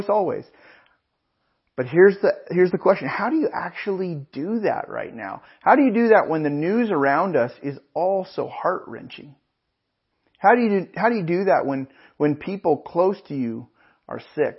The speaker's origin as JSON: {"language": "English", "town": "Pismo Beach", "region": "California", "country": "United States", "tie": "born or raised there", "said": "I grew up in Pismo Beach and up in the Central Coast, and our home growing up was about a mile from the ocean"}